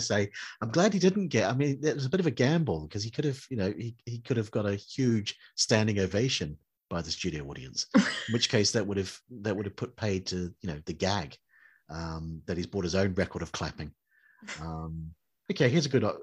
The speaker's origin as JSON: {"language": "English", "country": "New Zealand", "tie": "born or raised there", "said": "I grew up in New Zealand"}